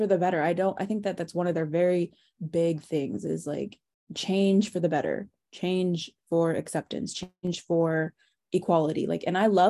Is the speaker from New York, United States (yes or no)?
no; Bay Area, California, United States; me and my sister, Becca, we grew up in the Bay Area